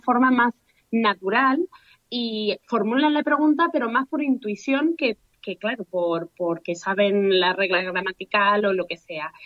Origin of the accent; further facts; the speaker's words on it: Australia; also born or lived in Spain; now in Madrid, Spain; soy de Australia, de padre mm, español